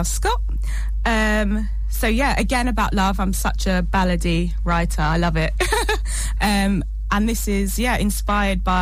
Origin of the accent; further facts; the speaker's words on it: Surbiton, South East England, United Kingdom; I'm from Surrey, just outside London, Surbiton